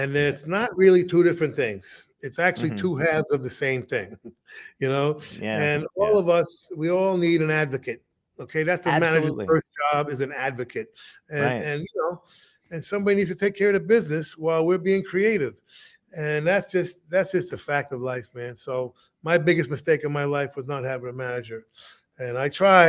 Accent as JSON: {"language": "English", "region": "West Virginia", "country": "United States", "said": "I'm from West Virginia"}